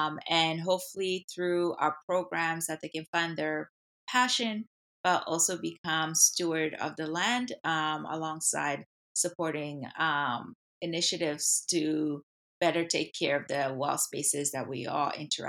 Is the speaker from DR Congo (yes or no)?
yes; DR Congo; Like growing up in the Congo, there's like always that access to nature.